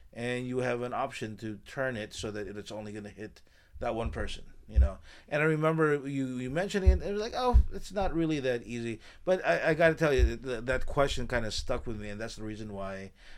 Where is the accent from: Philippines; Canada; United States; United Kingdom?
Philippines; they think I'm Thai or something like that, or Cambodian or something, but I'm Filipino, and I have to stop.